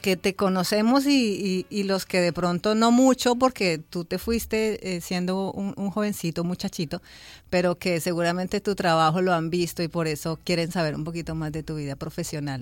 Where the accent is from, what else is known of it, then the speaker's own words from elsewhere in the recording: Bogotá, Colombia; los bogotanos hablamos muy rápido